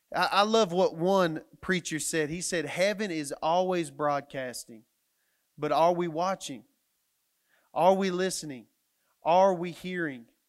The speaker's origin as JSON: {"language": "English", "town": "Matador", "region": "Texas", "country": "United States", "tie": "born or raised there", "moved": "as an adult", "lives_now": "Canyon, United States", "said": "I was coming to a place where I was gonna move away from my hometown, which was Matador, Texas"}